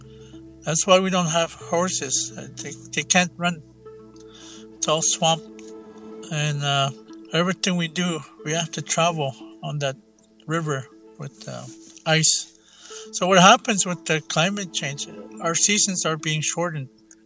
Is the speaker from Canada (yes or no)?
yes; Attawapiskat, James Bay Coast, Northern Ontario, Canada; I'm from Mattawapskett. I was born and raised in the James Bay Coast area in Northern Ontario.